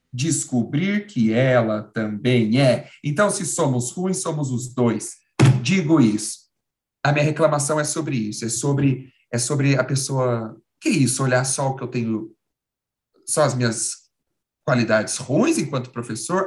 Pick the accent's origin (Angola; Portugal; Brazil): Brazil; Caçapava, São Paulo; minha cidade lá no interior, que é Caçapava